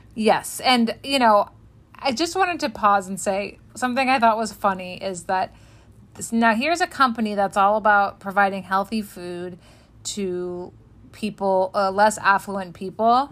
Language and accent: English; Los Angeles, California, United States; I'm from Los Angeles